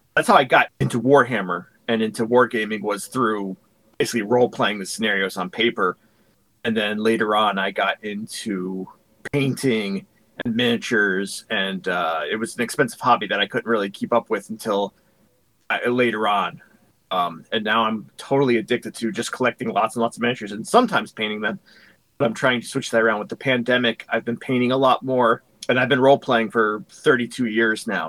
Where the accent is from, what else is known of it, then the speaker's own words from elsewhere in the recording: Connecticut, United States; I was born and raised in Connecticut.